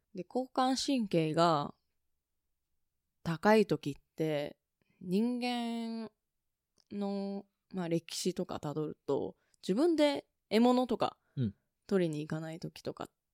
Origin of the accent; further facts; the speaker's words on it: Tokyo, Japan; 私は東京生まれ、東京育ちで